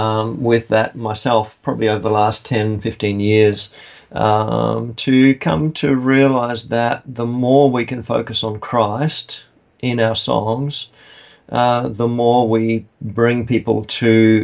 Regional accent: Papua New Guinea; now in Australia; I was born and brought up in Papua New Guinea, yeah.

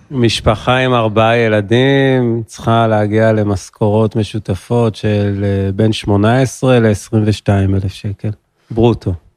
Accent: Ramat Gan, Tel Aviv District, Israel; moved away as an adult; now in Golan Heights; נולדתי ברמת גן, 37 עוד מעט, בגולן 12 שנים.

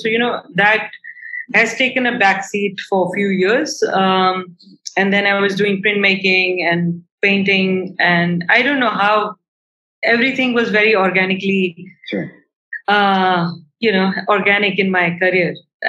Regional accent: India; being an Indian artist and thinking that you're going to get all the help you want

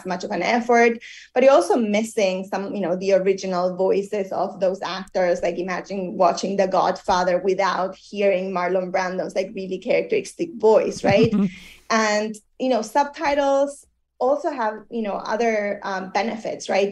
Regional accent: Argentina; moved away; I come from Argentina

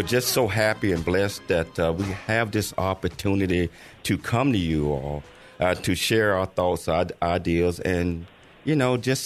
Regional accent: Chattanooga, Tennessee, United States; I was born and raised in Chattanooga, Tennessee.

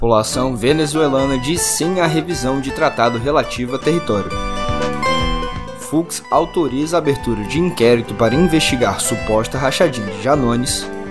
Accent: Rio Grande do Norte, Brazil; da minha terra, o Rio Grande do Norte

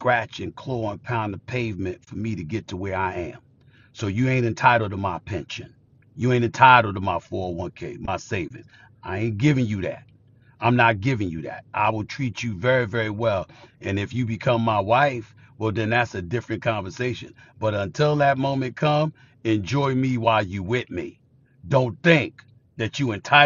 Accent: New York City, New York, United States; I grew up in Hollis, Queens

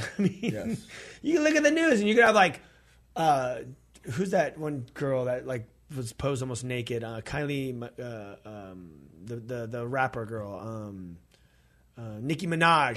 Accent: California, United States; we're from California

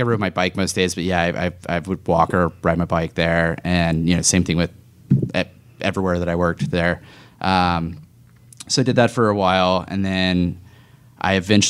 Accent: Chesapeake, Virginia, United States; Chesapeake, from Deep Creek.

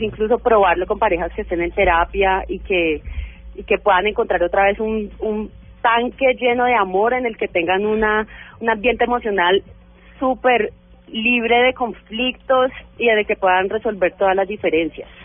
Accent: Cali, Valle del Cauca, Colombia; moved away as an adult; yo soy publicista y además soy caleña. eh, apenas me mudé acá

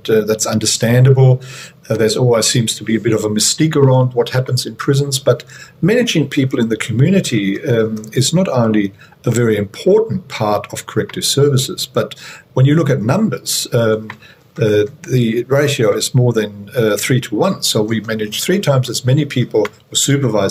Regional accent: Germany; moved away as an adult; also born or lived in Queensland, Australia / New South Wales, Australia; now in Australia; I started my career in Germany, so I'm originally from Germany

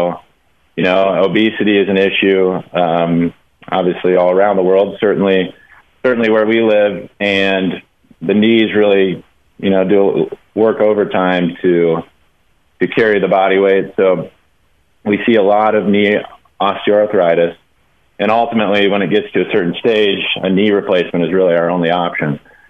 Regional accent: Kansas, United States; born there; You know, so I was born in Kansas, and a lot of my family is from Kansas. We kind of grew up Jayhawks fans.

